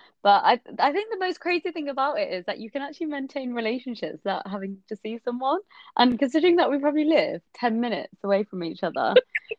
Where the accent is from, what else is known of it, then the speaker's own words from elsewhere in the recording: West Bromwich, West Midlands, United Kingdom; accent: Black Country; to be honest, I did used to have a really thick Black Country accent. But I'm 26, and yeah, I'm from West Brom.